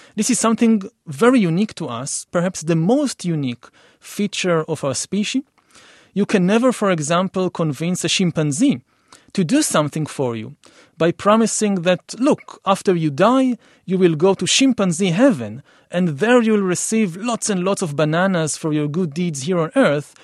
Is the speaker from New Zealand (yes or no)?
no; Israel; I come from Israel for the Middle East